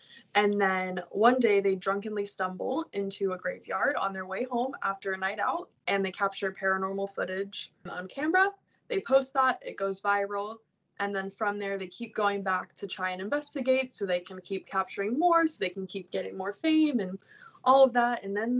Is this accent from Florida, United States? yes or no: yes; Orlando, Florida, United States; I am from Orlando, Florida.